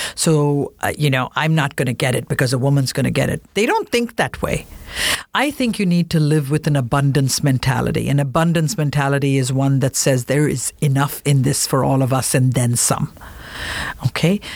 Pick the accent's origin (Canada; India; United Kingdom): India; moved away; as an Indian woman